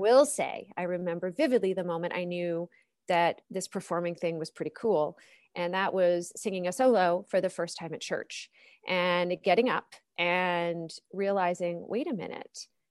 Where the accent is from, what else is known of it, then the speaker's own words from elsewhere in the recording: Bethel Park, Pennsylvania, United States; now in Oxford, United States; I grew up in the South Hills of Pittsburgh, Pennsylvania, in Bethel Park